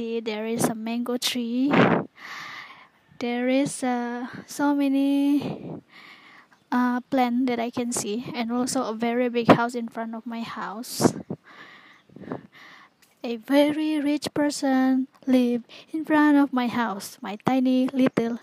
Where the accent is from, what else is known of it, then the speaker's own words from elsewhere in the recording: Sabah or Sarawak, East Malaysia, Malaysia; English is a second language; moved away as an adult; also born or lived in Tanjung Malim; all the students from Sabah, Sarawak was sent to their hometown. And then I was being quarantined for 2 weeks. So I stay in my own house here in my hometown